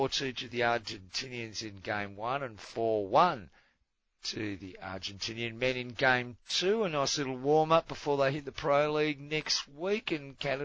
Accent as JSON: {"language": "English", "country": "Australia", "said": "I'm an Australian"}